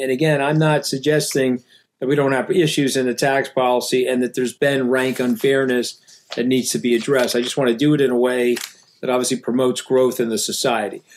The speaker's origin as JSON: {"language": "English", "region": "New York", "country": "United States", "said": "I'm a New Yorker."}